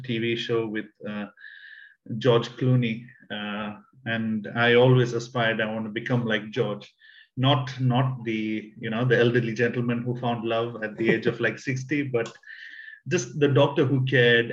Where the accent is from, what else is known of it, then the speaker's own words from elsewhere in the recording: Kenya; also born or lived in South India; I'm originally Indian. I was born in the south of India, but I grew up in Kenya